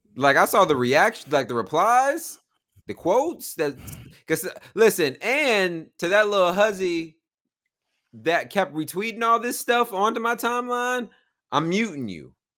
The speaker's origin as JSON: {"language": "English", "country": "United States", "accent": "country"}